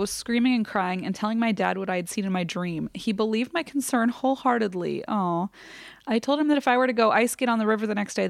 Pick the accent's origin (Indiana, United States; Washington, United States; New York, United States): Indiana, United States; Indianapolis; I grew up in Indy, and this particular winter, we got a lot of snow.